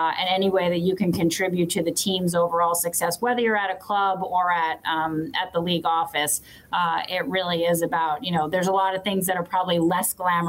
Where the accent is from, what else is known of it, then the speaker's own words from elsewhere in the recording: New York, United States; I mean, and obviously growing up in New York, and whether that's the Jets or the Giants, still also a fan of both.